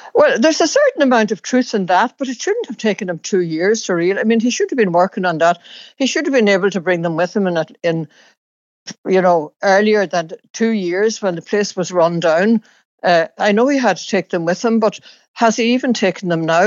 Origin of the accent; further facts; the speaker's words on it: County Donegal, Ireland; where I grew up in Donegal